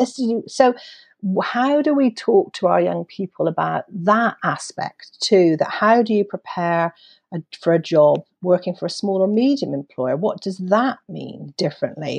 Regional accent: United Kingdom; as a Brit

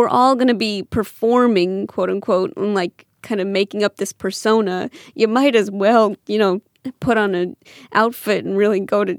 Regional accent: St. Louis, Missouri, United States; St. Louis. So it's a Missouri for me.

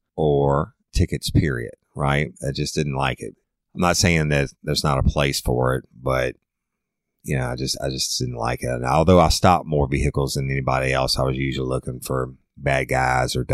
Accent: South Louisiana, United States; I'm from South Louisiana

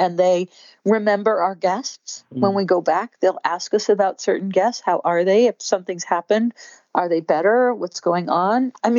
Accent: Scotland, United Kingdom; I always wear long sleeves. I'm Scottish, very fair skinned.

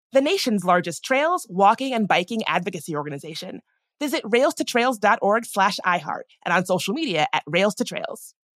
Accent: the South, United States; I grew up in the South

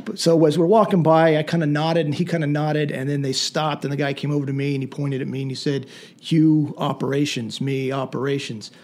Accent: Lancaster County, southern Pennsylvania, United States; I grew up in Pennsylvania, southern Pennsylvania, in, in Lancaster County.

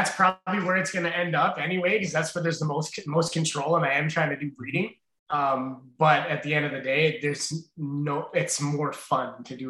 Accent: Brampton, Ontario, Canada; now in East Garafraxa, Canada; I grew up in Brampton. If I tried to do this in Brampton, it wouldn't have turned out the same.

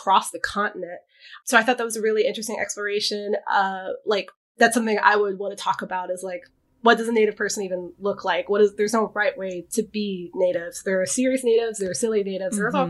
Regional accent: Texas, United States; I grew up in Texas

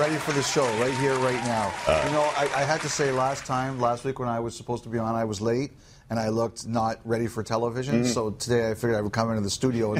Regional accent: Toronto, Ontario, Canada; I grew up in Toronto.

